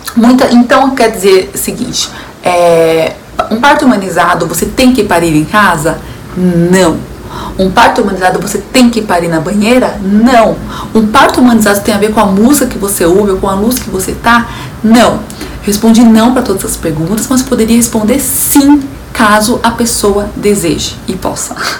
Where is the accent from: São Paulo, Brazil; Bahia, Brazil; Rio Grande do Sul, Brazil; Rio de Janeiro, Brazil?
São Paulo, Brazil; eu sou de São Paulo